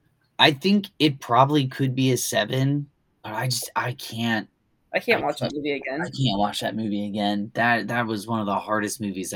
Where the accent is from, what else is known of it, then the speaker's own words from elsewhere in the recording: Texas, United States; my home state, Texas